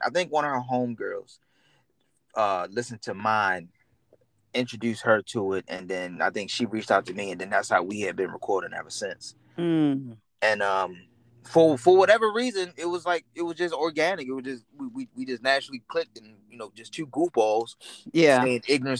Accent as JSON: {"language": "English", "town": "Baltimore", "region": "Maryland", "country": "United States", "said": "Right, like I'm originally from Baltimore, Maryland. Everybody knows that. But I don't really represent Baltimore, Maryland."}